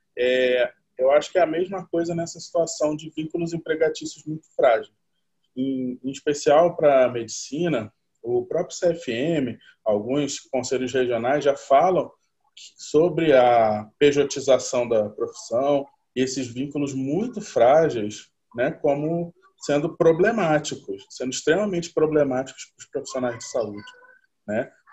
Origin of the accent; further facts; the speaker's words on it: Rio de Janeiro, Brazil; eu sou do Rio de Janeiro